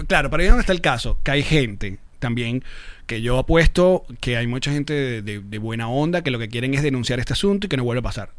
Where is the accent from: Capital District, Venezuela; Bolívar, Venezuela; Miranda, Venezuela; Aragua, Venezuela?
Aragua, Venezuela; Maracay; moved away; nací en Maracay